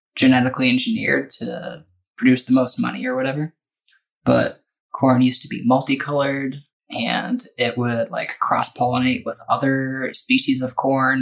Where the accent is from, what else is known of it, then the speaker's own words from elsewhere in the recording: Minnesota, United States; moved away; also born or lived in Indiana; I grew up in Minnesota